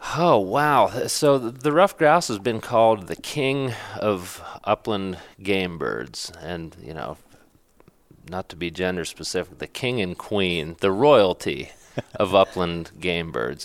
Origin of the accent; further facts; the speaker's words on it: Pennsylvania, United States; my home state, uh, which is Pennsylvania